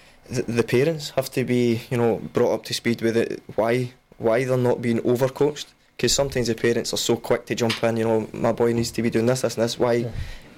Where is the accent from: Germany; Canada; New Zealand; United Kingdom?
United Kingdom; Scotland; the rest of us as Scottish people